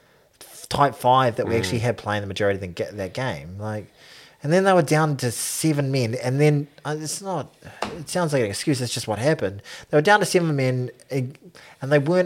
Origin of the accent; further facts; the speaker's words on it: New Zealand; I am a New Zealander